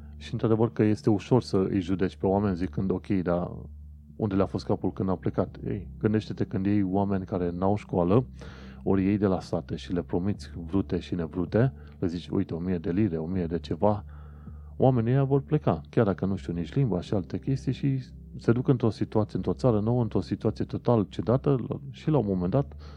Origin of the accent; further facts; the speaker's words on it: Constanța, Constanța County, Romania; moved away as an adult; now in United Kingdom; Constanța, orașul meu